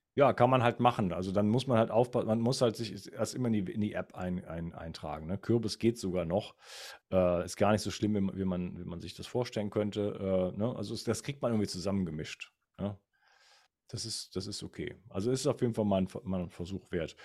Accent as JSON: {"language": "German", "town": "Wuppertal", "region": "North Rhine-Westphalia", "country": "Germany", "moved": "yes", "said": "ich komme zwar ursprünglich aus Wuppertal"}